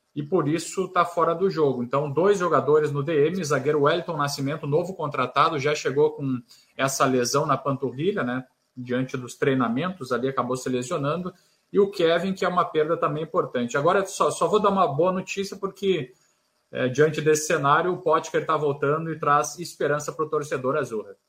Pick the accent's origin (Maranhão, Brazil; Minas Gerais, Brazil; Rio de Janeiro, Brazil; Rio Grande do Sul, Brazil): Rio Grande do Sul, Brazil; Santa Maria; now in Florianópolis, Brazil; Eu, eu sou de Santa Maria, no Rio Grande do Sul, e lá faz muito frio